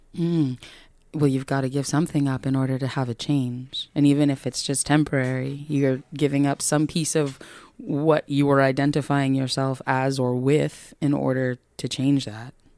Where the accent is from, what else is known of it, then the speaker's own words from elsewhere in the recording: New York, United States; moved away; I'm from New York originally